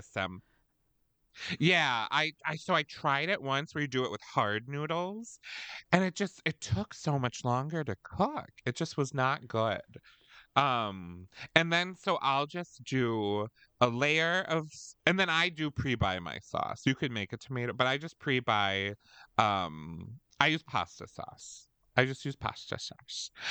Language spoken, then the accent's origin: English; Wisconsin, United States; We're from Wisconsin